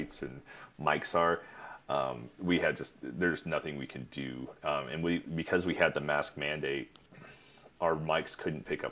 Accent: Cleveland, Ohio, United States; I'm from Cleveland

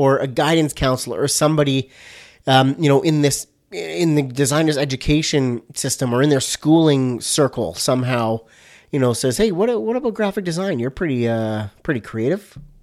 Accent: Vancouver, British Columbia, Canada; My whole family is, but I was born out here in Vancouver

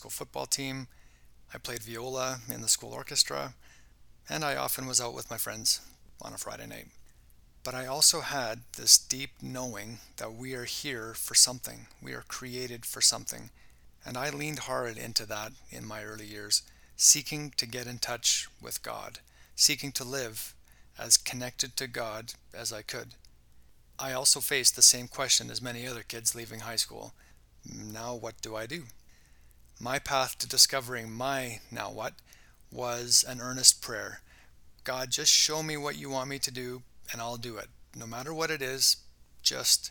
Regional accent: Canada; also born or lived in Bulgaria; I was born in Canada, by no choice of mine

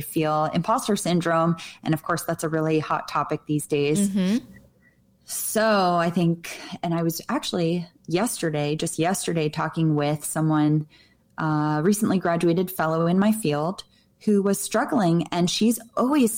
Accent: New Jersey, United States; moved away; I grew up in New Jersey where everything was green

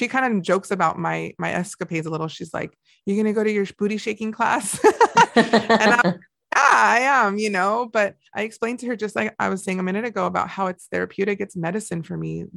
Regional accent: Montebello, California, United States; we never had anything like that growing up, just right near down the street from there in Montebello

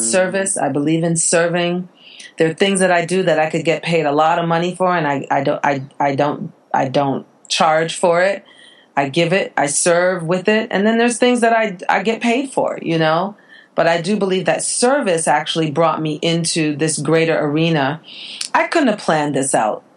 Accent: Jamaica; I'm from the islands. I'm from Jamaica

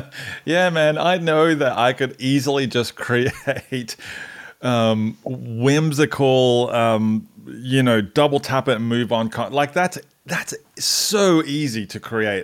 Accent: Australia; now in Atlanta, United States; I'm Australian

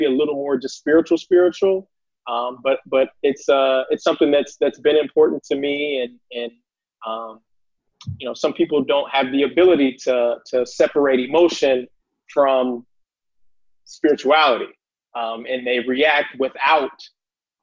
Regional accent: Columbus, Ohio, United States; I'm from Columbus, Ohio. Grew up on the east side in the city.

